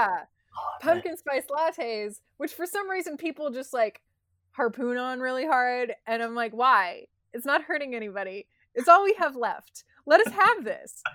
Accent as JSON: {"language": "English", "country": "United States", "said": "as an American"}